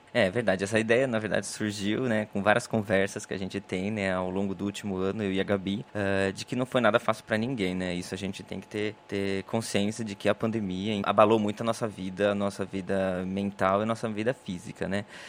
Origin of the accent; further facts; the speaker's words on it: Brazil; moved away as an adult; also born or lived in Italy / Ireland; now in Paris, France; saí do Brasil, o marido, cachorro, mala e cuia